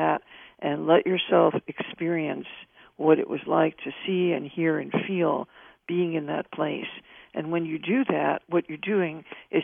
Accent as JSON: {"language": "English", "region": "New York", "country": "United States", "said": "as a New Yorker"}